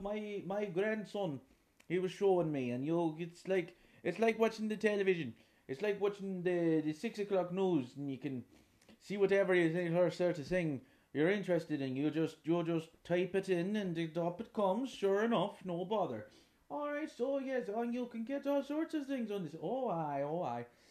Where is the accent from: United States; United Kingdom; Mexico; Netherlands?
United Kingdom; Derry, Northern Ireland; I'm from Derry in the north of Ireland